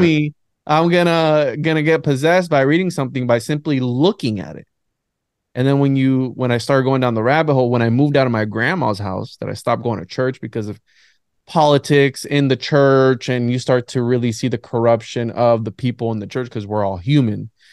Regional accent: Florida, United States; also born or lived in Bayamón, Puerto Rico; I was there till about seven or eight years old, then I came over to Florida

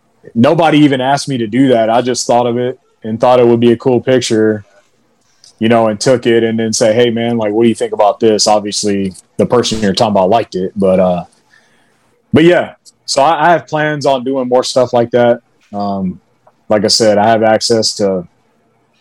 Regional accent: Alabama, United States; moved away; I'm from Alabama.

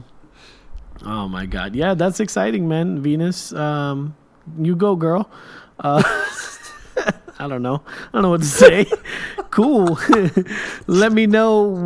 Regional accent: Kuwait; now in United States; when I was growing up in Kuwait

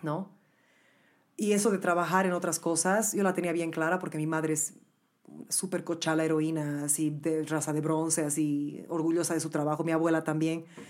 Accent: Bolivia; moved away as an adult; now in New York City, United States

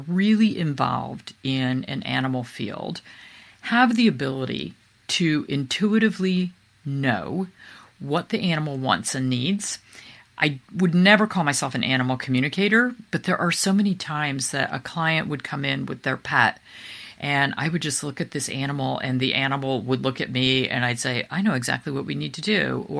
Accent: East Coast, United States; we're from the East Coast

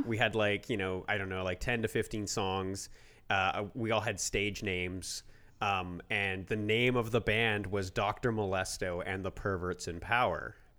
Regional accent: Canada; we are Canadian

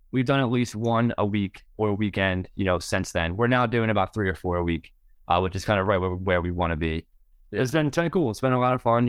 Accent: southeast Pennsylvania, United States; We're from Pennsylvania, like, southeast Pennsylvania

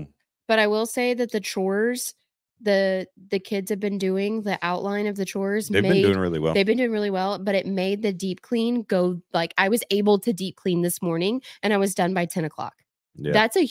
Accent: the South, United States; I'm from the South.

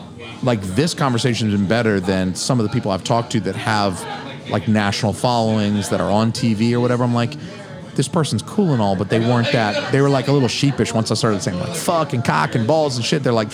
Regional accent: the South, United States; I'm from the South, y'all. I got boots on.

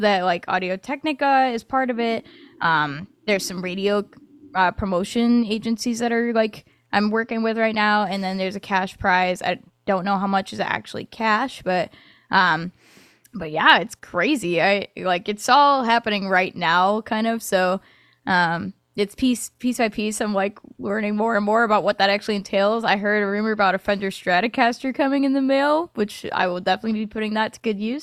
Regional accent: Michigan, United States; moved away as an adult; now in Nashville, United States; I was actually born in Nashville and then lived in Michigan for, like, twenty years

